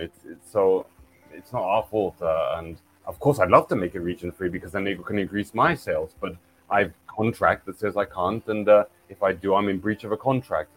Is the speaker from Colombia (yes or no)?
no; England, United Kingdom; now in Japan; I'm from England, which is an island nation